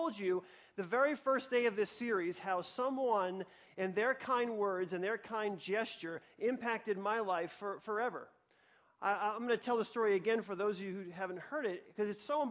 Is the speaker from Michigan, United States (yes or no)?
no; New York, United States; I grew up in New York in a one-bedroom apartment with my mom